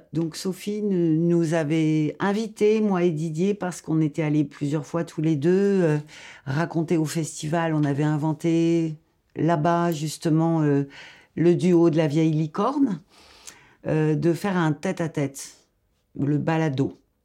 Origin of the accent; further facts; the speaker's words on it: Algeria; moved away; also born or lived in Paris, France / Lyon, France; Je viens de l'Algérie. J'ai habité Paris, Lyon.